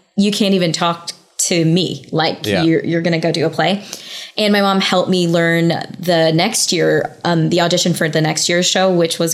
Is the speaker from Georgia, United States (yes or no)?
no; New York, United States; moved away as an adult; now in Los Angeles, United States; I'm a New Yorker, born and raised, and I only just moved to LA like a year and a half to 2 years ago almost. It'll be 2 years in the winter.